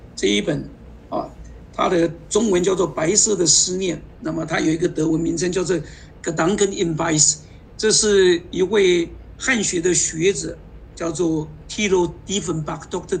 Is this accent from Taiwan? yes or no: yes; Taiwan; moved away as an adult; now in Berlin, Germany; 作为台湾人